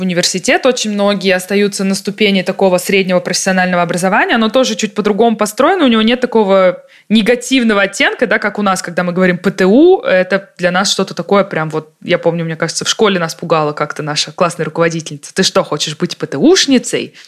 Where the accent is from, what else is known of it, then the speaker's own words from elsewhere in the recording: Russia; also born or lived in Munich, Germany; now in Germany; я чувствую себя и русской тоже